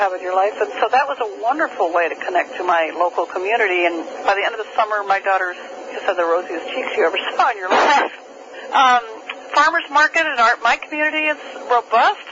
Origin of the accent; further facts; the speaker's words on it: New Hampshire, United States; I grew up in New Hampshire